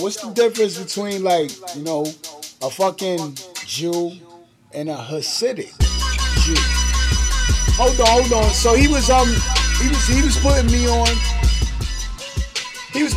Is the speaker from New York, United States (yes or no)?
yes; New York City, New York, United States; New York City, I'm from Brooklyn